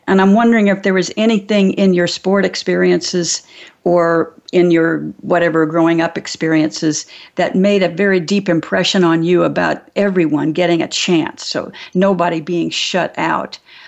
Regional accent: California, United States; Well, I learned as a Californian moving back mm-hmm. to Indiana at a certain yeah. point in my life

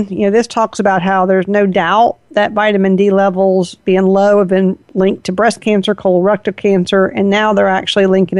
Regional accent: the South, United States; I'm from the South.

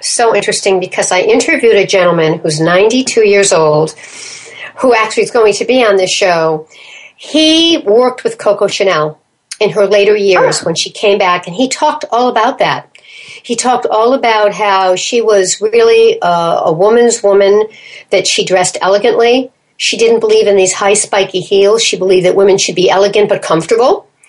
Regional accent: United States; Because it's kind of like, as American women, like I wouldn't wear a pair of shoes that didn't match

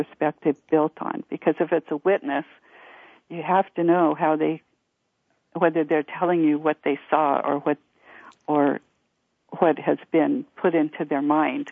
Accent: United States; reservation is my hometown, which was an Indian reservation

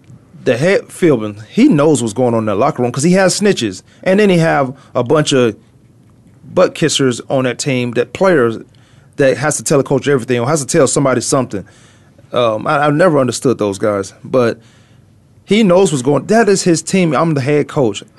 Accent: Virginia, United States; now in Arizona, United States; I'm from Virginia

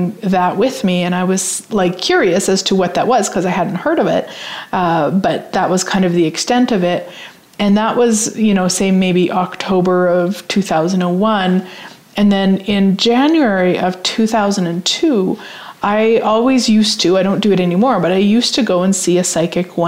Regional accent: Saskatchewan, Canada; I'm from Saskatchewan

